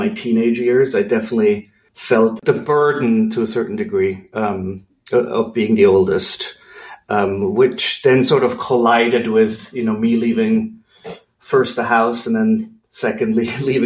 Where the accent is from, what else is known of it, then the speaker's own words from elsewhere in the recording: Switzerland; moved away as an adult; also born or lived in California; I grew up in Switzerland in a small village about an hour and a half northeast of Zurich.